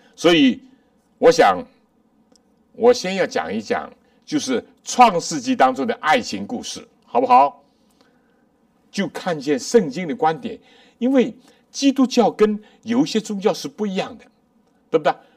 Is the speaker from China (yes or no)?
yes; China; 我们中国人有一句话，有情人终成眷属